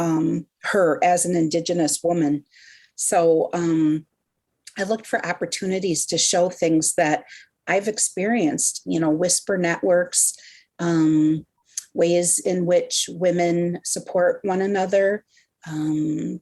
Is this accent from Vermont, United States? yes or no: no; Sault Ste. Marie, Michigan, United States; I am from Sault Ste. Marie and Sugar Island in Michigan's Upper Peninsula